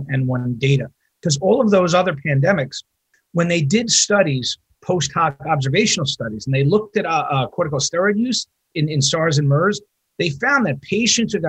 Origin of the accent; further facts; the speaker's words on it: New York, United States; now in Wisconsin, United States; I'm from New York. I know every ICU director in New York